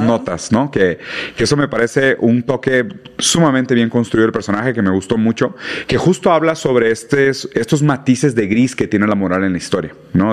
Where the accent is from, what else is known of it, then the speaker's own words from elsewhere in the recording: Monterrey, Nuevo León, Mexico; soy de Monterrey